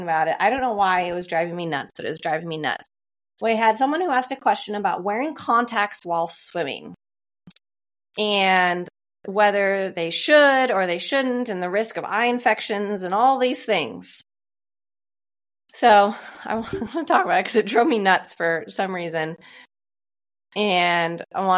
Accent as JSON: {"language": "English", "area": "Columbia River", "region": "Pacific Northwest", "country": "United States", "tie": "born or raised there", "said": "I grew up swimming in the Columbia River"}